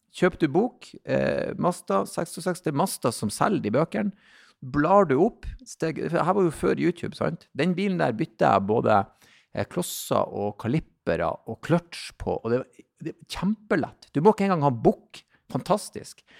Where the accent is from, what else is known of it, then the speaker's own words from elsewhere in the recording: Bodø, Nordland, Norway; jeg vokste jo opp i Bodøbyen, men mye slekt ute i Lofoten